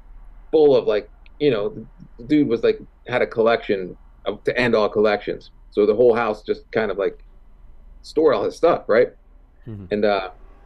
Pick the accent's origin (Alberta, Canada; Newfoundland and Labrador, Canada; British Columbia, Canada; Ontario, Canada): Ontario, Canada; Toronto; I grew up in Toronto.